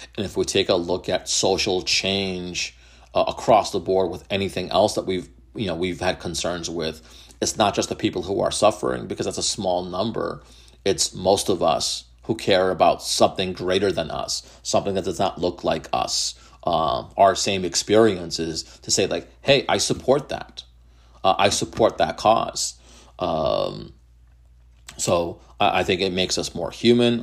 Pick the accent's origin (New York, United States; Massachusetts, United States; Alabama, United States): Massachusetts, United States; Methuen; my hometown is Methuen